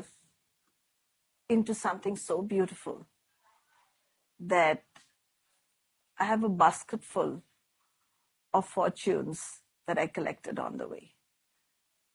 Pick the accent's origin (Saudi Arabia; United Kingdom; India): India; moved away; as an Indian